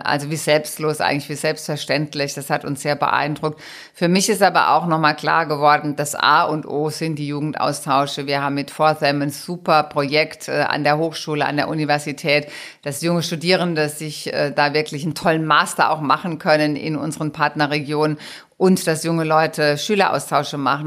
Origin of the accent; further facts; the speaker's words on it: Rhineland-Palatinate, Germany; also born or lived in Trier / Mainz / Rhenish Hesse; meine Heimat ist Rheinland-Pfalz